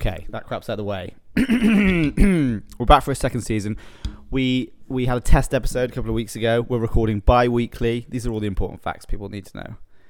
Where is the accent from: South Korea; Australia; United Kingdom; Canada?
United Kingdom; England; moved away; I'm from England. We didn't grow up playing baseball.